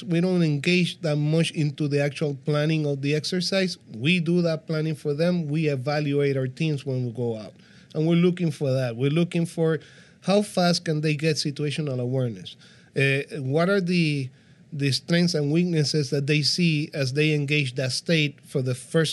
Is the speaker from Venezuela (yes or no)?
no; Puerto Rico; I'm from Puerto Rico